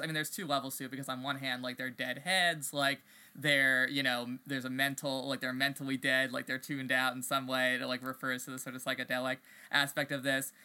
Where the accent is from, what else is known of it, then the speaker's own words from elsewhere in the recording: East Coast, United States; I grew up on the East Coast